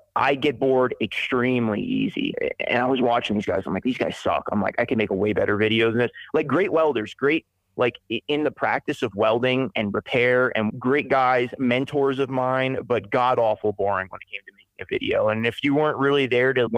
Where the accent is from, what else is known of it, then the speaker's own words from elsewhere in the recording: Spring Hill, Florida, United States; moved away as an adult; also born or lived in Brooksville, Florida / Weeki Wachee, Florida; now in Montana, United States; When I was a kid, I grew up in the town that I'm from. I'm from Spring Hill, Florida, Brooksville, Florida, Wickiwatchee, Florida